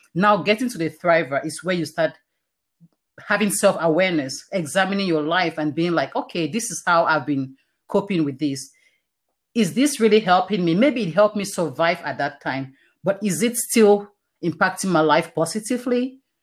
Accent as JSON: {"language": "English", "country": "Cameroon", "tie": "born or raised there", "moved": "yes", "lives_now": "Canada", "said": "I was born in Cameroon, like I mentioned, all this happened in Cameroon. It's a very Christian community, and I, I went to a Christian school my entire life."}